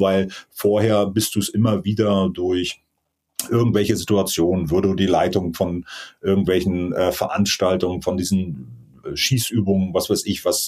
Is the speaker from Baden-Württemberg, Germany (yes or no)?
no; Rügen, Mecklenburg-Vorpommern, Germany; moved away as an adult; Ich bin auf Rügen groß geworden, auf der, auf der Insel